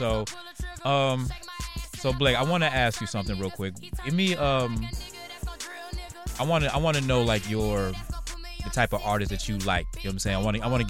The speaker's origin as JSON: {"language": "English", "region": "Louisiana", "country": "United States", "said": "I'm from Louisiana."}